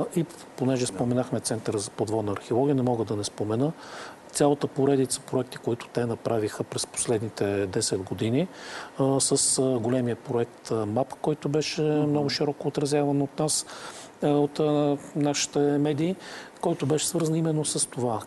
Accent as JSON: {"language": "Bulgarian", "town": "Varna", "region": "Varna Province", "country": "Bulgaria", "said": "ние като варненци"}